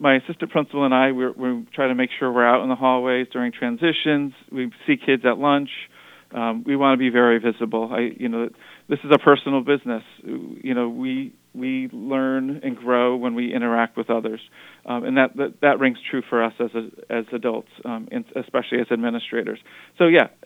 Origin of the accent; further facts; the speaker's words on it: Wethersfield, Connecticut, United States; also born or lived in Hartford, Connecticut; I'm Connecticut born and raised. I was born in Hartford, grew up in Wethersfield.